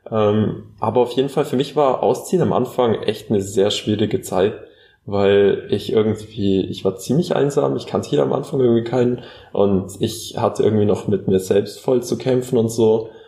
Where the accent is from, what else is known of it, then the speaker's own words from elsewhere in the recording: Bavaria, Germany; Und äh, ganz ehrlich, ich, ich komme äh, ich komm aus dem Allgäu.